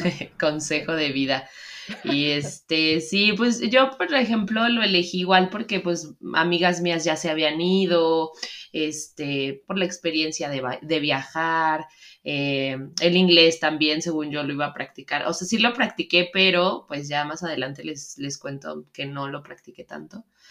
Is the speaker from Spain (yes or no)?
no; Mexico; also born or lived in Seattle; nosotras que somos mexicanas